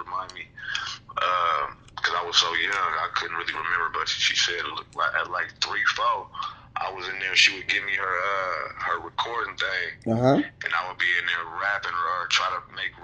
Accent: Sacramento, California, United States; Born and raised Sacramento, California

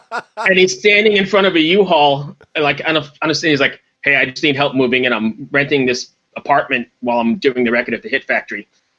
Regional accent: Valley Stream, New York, United States; I'm from Valley Stream out on Long Island, but grew up going to Lemoore.

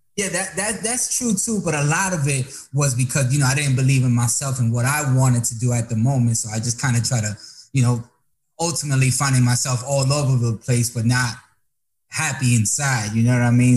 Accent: Dominican Republic; also born or lived in Tampa, Florida; Dominicano here

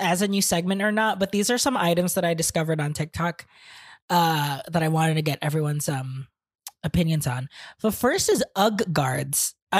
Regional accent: Phoenix, Arizona, United States; growing up in Phoenix

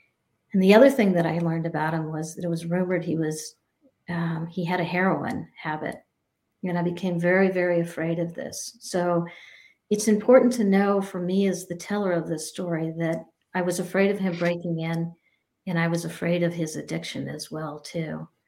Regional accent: New Mexico, United States; moved away as an adult; also born or lived in New Hampshire; now in Vermont, United States; I ended up moving to Vermont. I grew up in New Mexico and in New Hampshire, and I ended up going to Vermont when I was 18 years old.

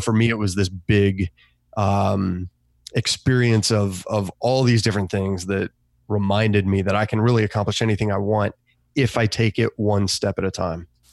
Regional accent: Australia; now in United States; I grew up in Australia

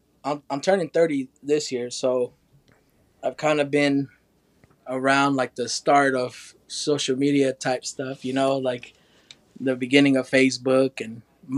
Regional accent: Oklahoma, United States

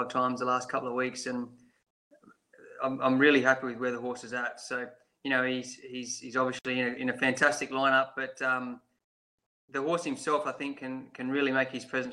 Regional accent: Streaky Bay, South Australia, Australia; Streaky Bay, which is where I grew up

